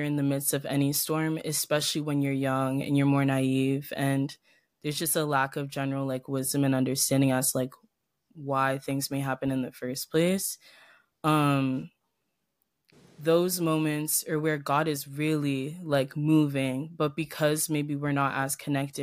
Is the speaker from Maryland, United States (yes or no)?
yes; Ellicott City, Maryland, United States; also born or lived in Potomac, Maryland; I went to like a pretty small private school in Ellicott City for a long time. I think like 11 years. I started going there when I was 5 and then I left the school 8th grade.